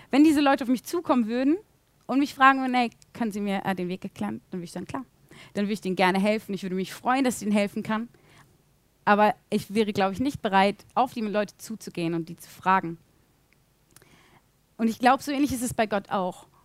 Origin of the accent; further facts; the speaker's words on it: Bielefeld, North Rhine-Westphalia, Germany; ich bin in Bielefeld aufgewachsen, ich kenne mich hier eigentlich ziemlich gut aus.